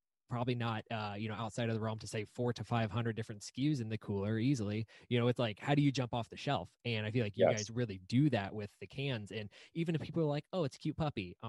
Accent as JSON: {"language": "English", "town": "Indianapolis", "region": "Indiana", "country": "United States", "tie": "born or raised there", "lives_now": "South Bend, United States", "said": "I grew up in Indianapolis and living in South Bend now"}